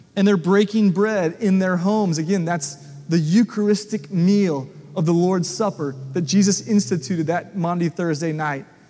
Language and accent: English; United States; the country church I grew up at in South Williamson County as a young kid.